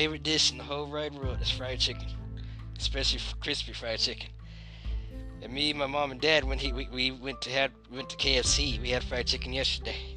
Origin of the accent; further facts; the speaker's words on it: Madison, United States; now in Columbus, United States; I grew up in Madison